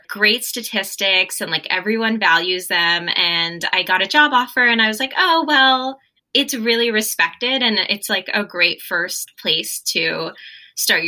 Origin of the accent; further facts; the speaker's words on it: Hastings-on-Hudson, New York, United States; moved away as an adult; also born or lived in Washington, D.C.; I grew up in New York, outside of New York City, a small little cute like hippie town called Hastings-on-Hudson